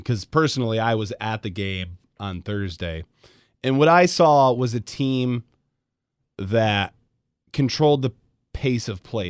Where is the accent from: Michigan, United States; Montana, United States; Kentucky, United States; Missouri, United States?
Michigan, United States; West; I grew up in West Michigan.